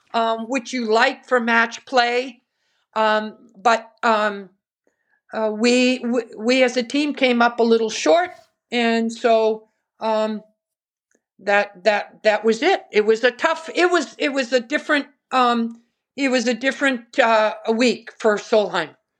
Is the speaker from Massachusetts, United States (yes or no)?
yes; Westford, Massachusetts, United States; growing up in Westford, Massachusetts, where there are no golf courses back then